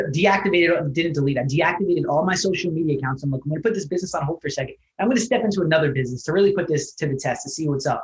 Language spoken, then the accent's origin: English; New Jersey, United States; I was born in New Jersey, raised by a single mother